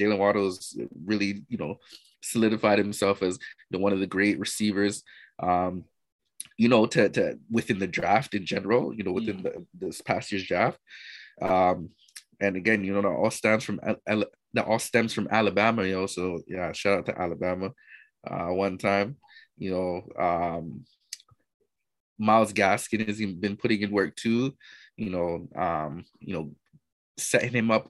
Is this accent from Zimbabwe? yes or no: no; Jamaica; we're Jamaican out